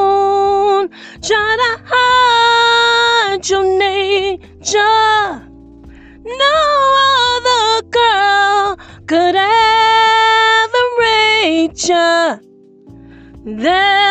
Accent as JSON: {"language": "English", "town": "Detroit", "region": "Michigan", "country": "United States", "said": "I'm from Detroit, Michigan"}